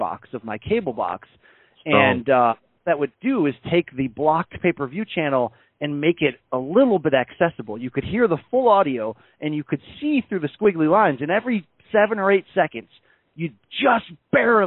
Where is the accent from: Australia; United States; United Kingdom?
United States; Naugatuck, Connecticut; Grew up in suburban Naugatuck, Connecticut, nice factory town in the middle of a suburban/urban area environment